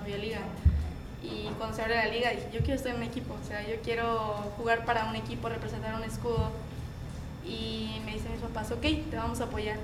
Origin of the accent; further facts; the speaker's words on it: Ciudad Juárez, Chihuahua, Mexico; Yo soy de Ciudad Juárez, Chihuahua